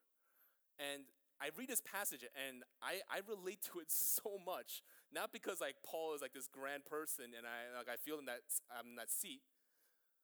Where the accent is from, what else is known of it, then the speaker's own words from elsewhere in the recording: New York City, New York, United States; also born or lived in Greenpoint, Brooklyn; I grew up in Flushing my entire life, and now I live in Greenpoint